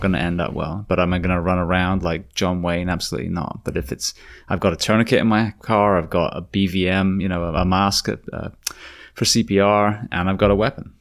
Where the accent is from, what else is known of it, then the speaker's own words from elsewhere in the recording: United Kingdom; now in United States; as a Brit